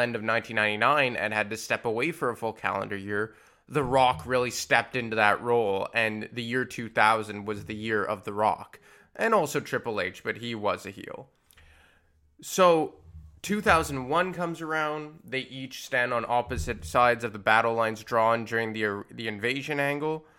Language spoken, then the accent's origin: English; Montreal, Quebec, Canada; it was in Montreal, my hometown